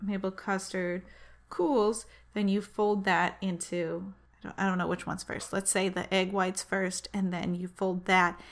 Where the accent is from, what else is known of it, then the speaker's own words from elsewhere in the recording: Manchester, New Hampshire, United States; my hometown, Manchester, New Hampshire